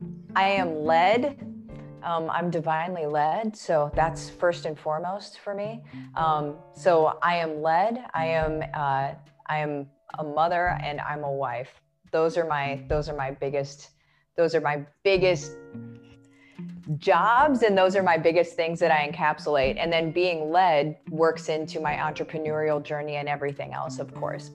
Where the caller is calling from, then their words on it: Winter Garden, Florida, United States; I am in Winter Garden, Florida. So right outside of Orlando.